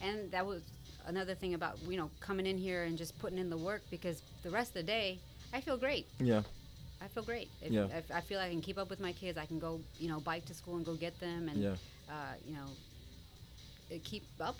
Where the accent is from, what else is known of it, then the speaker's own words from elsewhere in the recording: New Jersey, United States; now in Houston, United States; So, I'm actually a Jersey girl. I grew up in Jersey.